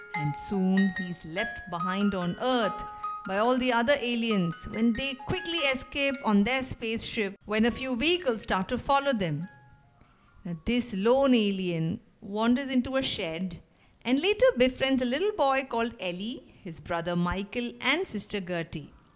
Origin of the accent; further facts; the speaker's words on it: India; I'm from India.